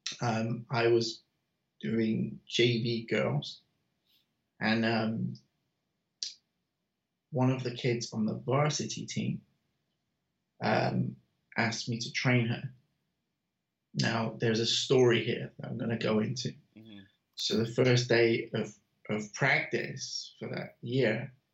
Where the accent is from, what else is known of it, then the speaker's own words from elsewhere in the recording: United Kingdom; now in United States; I'm British